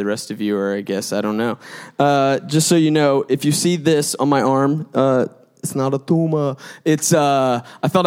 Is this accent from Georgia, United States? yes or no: yes; Gwinnett County, Georgia, United States; I'm from Gwinnett County, booming out in South Gwinnett, like Lou Will. And so like, I actually went to South Gwinnett.